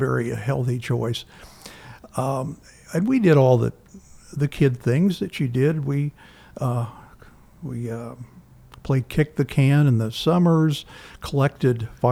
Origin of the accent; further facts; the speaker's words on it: Wichita, Kansas, United States; also born or lived in Germany / Altoona, Pennsylvania; now in Lexington, United States; I'm from Kansas, from Wichita. I grew up in the safe and somewhat